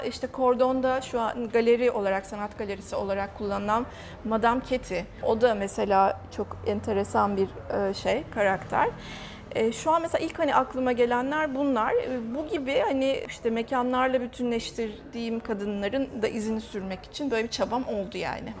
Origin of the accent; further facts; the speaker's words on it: Ankara, Turkey; moved away as an adult; now in Çanakkale, Turkey; ben Ankaralıyım